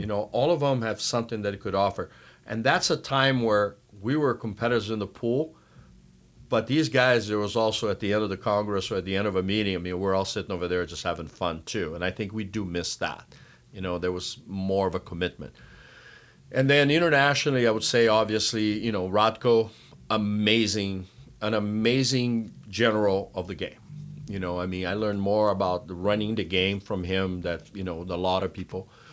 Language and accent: English; Brazil; now in United States; growing up in Brazil, I had a, the pleasure of working with Kemeni's father